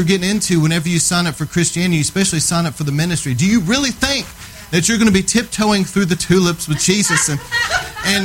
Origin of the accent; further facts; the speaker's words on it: Texas, United States; I'm from Texas